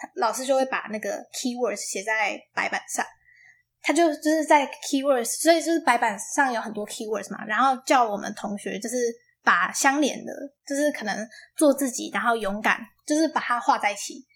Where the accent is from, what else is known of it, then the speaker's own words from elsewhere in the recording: Taiwan; moved away; 这个方法可以带回台湾教高中生，因为当然我们母语不是英文嘛